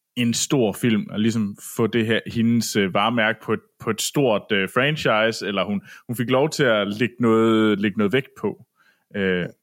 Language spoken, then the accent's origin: Danish; Herning, Central Denmark Region, Denmark; derhjemme i Herning, og øh, på bondegården